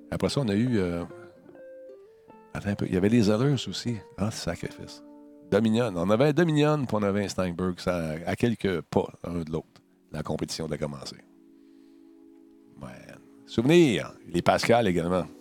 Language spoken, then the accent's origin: French; Quebec, Canada; born there; Je suis né au Québec